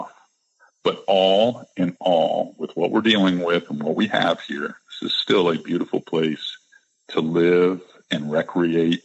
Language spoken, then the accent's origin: English; Florida, United States; Floridians, people, we all grew up here. We all went to grade school here.